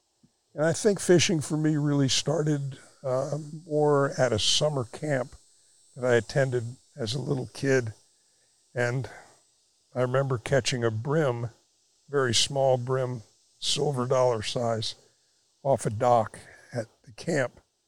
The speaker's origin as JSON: {"language": "English", "town": "Miami", "region": "Florida", "country": "United States", "tie": "born or raised there", "said": "I was born in 1942, and Miami was a very, very small town then. And it was just the ideal place to grow up. We were right between Biscayne Bay and the Everglades."}